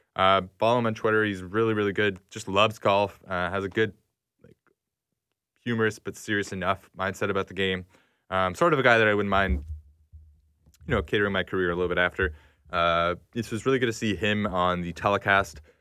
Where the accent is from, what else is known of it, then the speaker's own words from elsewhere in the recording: Canada; as a Canadian